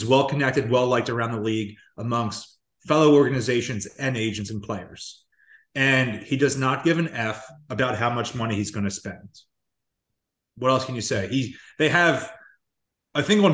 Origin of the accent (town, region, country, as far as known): Philadelphia, Pennsylvania, United States